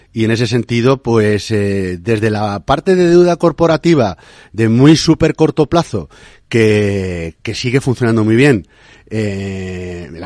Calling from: Valencia, Valencian Community, Spain; Buenos días … de Valencia.

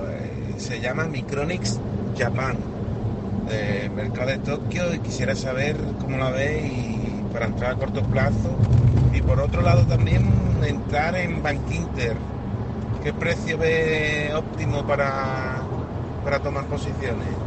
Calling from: Seville, Andalusia, Spain; Hola, buenos días. … de Sevilla.

